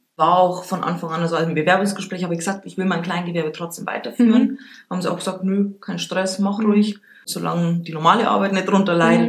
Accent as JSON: {"language": "German", "town": "Regensburg", "region": "Bavaria", "country": "Germany", "tie": "born or raised there", "said": "gebürtige Rengsburgerin"}